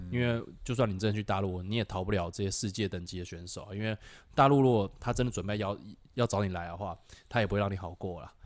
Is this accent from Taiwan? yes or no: yes; Taiwan; 是我们台湾人